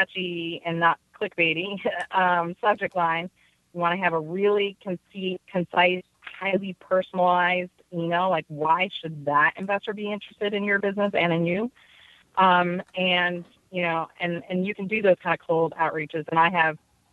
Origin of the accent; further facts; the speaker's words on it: Detroit, Michigan, United States; moved away; also born or lived in Oregon / San Francisco; I'm from Detroit, you know, 87%, you know, Black community.